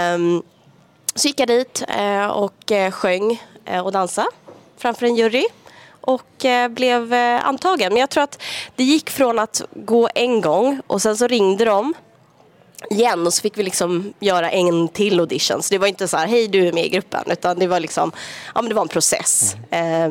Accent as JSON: {"language": "Swedish", "country": "Sweden", "moved": "as an adult", "said": "jag bor inte hemma i Sverige längre."}